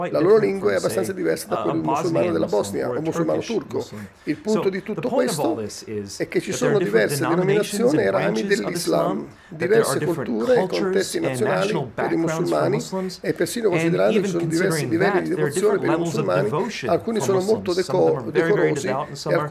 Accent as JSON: {"language": "Italian", "country": "United States", "tie": "born or raised there", "second_language": "Italian", "said": "Io stesso sono nato negli Stati Uniti, cresciuto in Occidente, quindi vedo il mondo diverso da quelli che sono cresciuti ad est."}